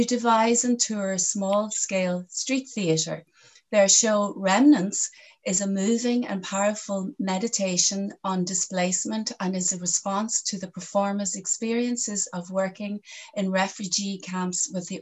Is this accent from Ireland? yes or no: yes; County Donegal, Ireland; now in Galway, Ireland; I'm from Donegal, which is further northwest in Ireland